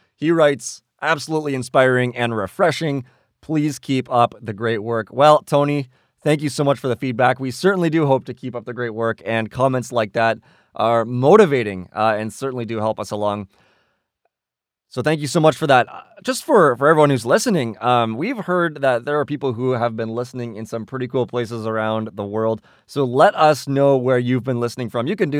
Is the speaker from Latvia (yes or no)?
no; Canada; we are from Canada